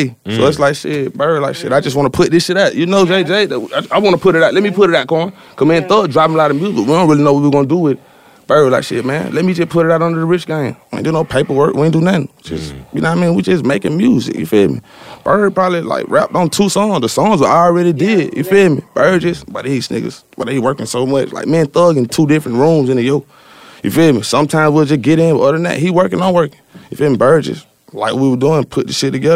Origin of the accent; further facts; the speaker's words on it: Atlanta, Georgia, United States; I'm from Atlanta